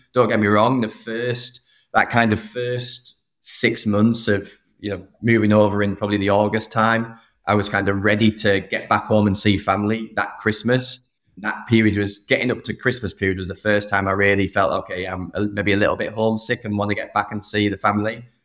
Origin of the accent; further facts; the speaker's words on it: Saltburn, North East England, United Kingdom; moved away as an adult; also born or lived in United States; I grew up in the northeast of England, a small town called Saltburn